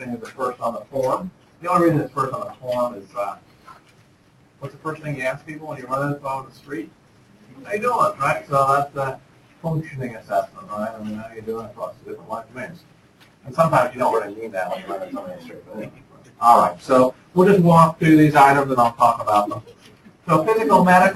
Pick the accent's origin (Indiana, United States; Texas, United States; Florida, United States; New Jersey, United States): Indiana, United States; Speedway; moved away; also born or lived in Chicago / Ottawa; when I was growing up in Speedway, Indiana, I went to basketball practice